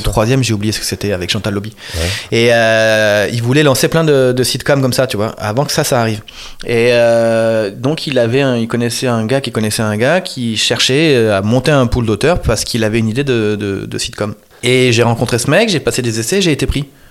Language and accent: French; Marseille, Provence-Alpes-Côte d'Azur, France; j'ai grandi dans une cité HLM très populaire de, Marseille, du centre de Marseille